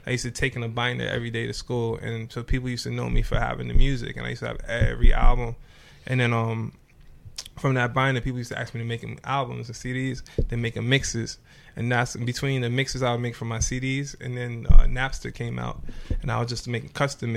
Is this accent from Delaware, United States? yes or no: no; New York City, New York, United States; also born or lived in Trinidad / Bronx / Los Angeles; I was came to Brooklyn when I was 5